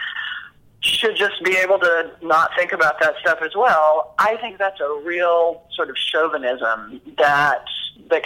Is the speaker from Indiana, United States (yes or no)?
no; Dallas, Texas, United States; I'm from Dallas